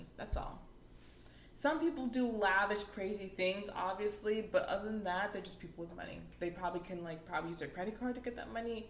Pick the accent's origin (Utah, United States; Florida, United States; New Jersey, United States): Florida, United States; we're from Florida